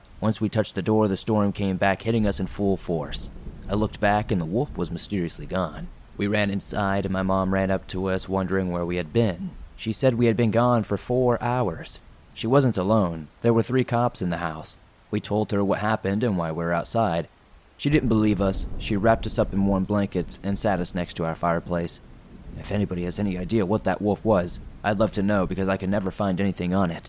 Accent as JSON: {"language": "English", "region": "Maine", "country": "United States", "said": "For some context, I am from Maine. This takes place in the year of 2008 in Jay, Maine."}